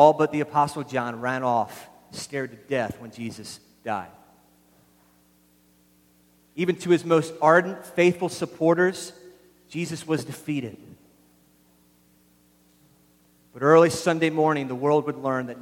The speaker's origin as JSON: {"language": "English", "town": "Philadelphia", "region": "Pennsylvania", "country": "United States", "moved": "yes", "lives_now": "New England, United States", "said": "I'm from Philadelphia"}